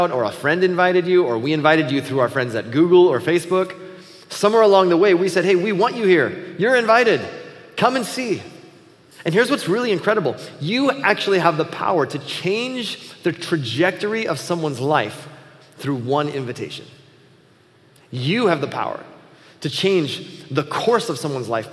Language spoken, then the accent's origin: English; Buffalo, United States; moved away as an adult; also born or lived in Chicago; growing up in Buffalo